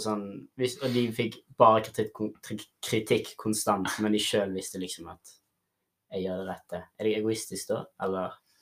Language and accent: Norwegian; Sotra, Vestland, Norway; Jeg kommer fra Sotra